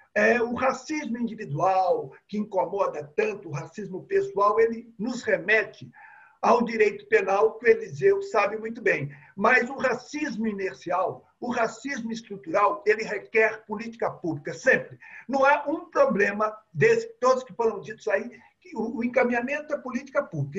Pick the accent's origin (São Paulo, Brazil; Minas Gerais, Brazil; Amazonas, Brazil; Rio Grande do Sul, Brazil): Minas Gerais, Brazil; Belo Horizonte; eu sou de Belo Horizonte